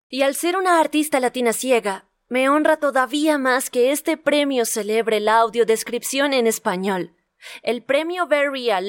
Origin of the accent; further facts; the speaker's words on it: Puerto Rico; soy una boricua ciega con trenzas africanas